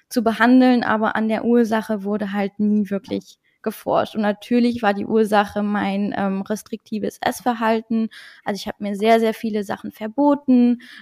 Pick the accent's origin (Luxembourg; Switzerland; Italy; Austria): Luxembourg; German is a second language; moved away as an adult; now in North Rhine-Westphalia, Germany; Ich komme ursprünglich aus Luxemburg, also Deutsch, äh, Deutsch ist auch gar nicht meine Muttersprache. Und äh, genau, ich wohne jetzt seit vier Jahren ungefähr in NRW